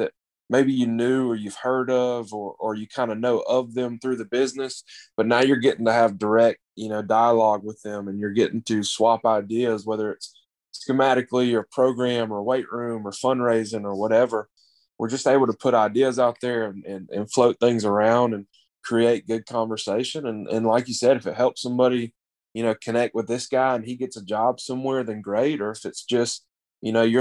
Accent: Opelika, Alabama, United States; also born or lived in Dothan / Alexander City; where I'm from Opelika, which is in the Auburn area as well. So it gave me a chance to be back close to home

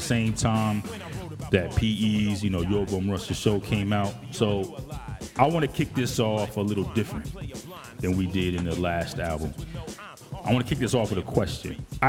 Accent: Morristown, New Jersey, United States; also born or lived in Summit, New Jersey; I was born and raised in Morristown, New Jersey.

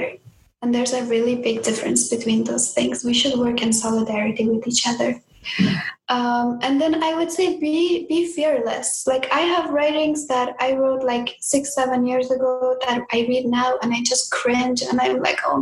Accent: Afghanistan; moved away; in my home country of Afghanistan

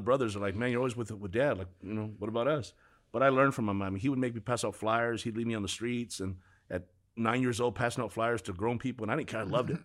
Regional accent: Huntington Park, California, United States; I grew up in Huntington Park, California.

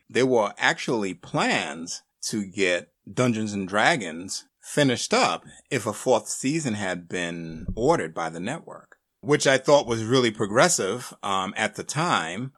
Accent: Northeast, United States; me growing up on in the Northeast

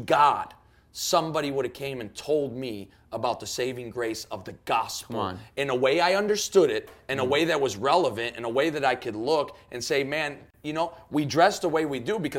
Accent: Chicago, Illinois, United States; I'm from Chicago

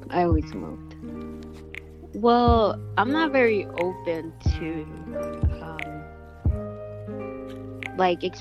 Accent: Chicago, Illinois, United States; I am 17 and I am from Archer Heights.

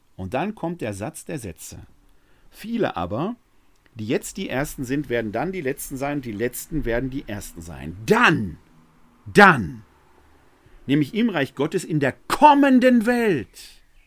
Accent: Essen, North Rhine-Westphalia, Germany; Dass ich im Jahr 1966 als Kind eines Malers und einer Verwaltungsangestellten in Essen geboren wurde, habe ich mir nicht ausgesucht. Dass ich ein Kind des Ruhrgebiets bin und diese Mentalität in mir

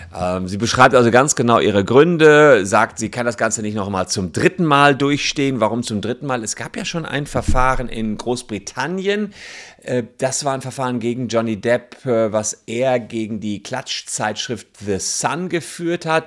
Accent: Germany; bei uns in Deutschland

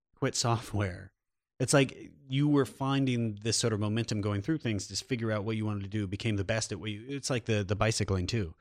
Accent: Iowa, United States; also born or lived in New York City; now in Los Angeles, United States; we both grew up in rural, rural areas. I'm, I'm from Iowa

